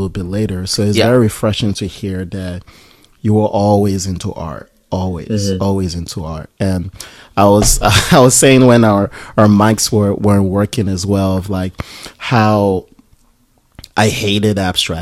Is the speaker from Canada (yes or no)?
no; Nigeria; I'm Nigerian.